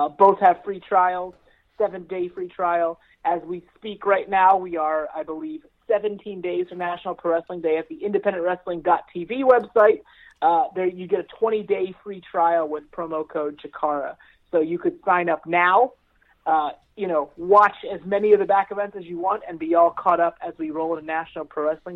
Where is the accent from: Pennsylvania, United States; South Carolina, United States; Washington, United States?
Pennsylvania, United States; Palmyra; now in Lancaster, United States; I grew up in Palmyra. I live in Lancaster.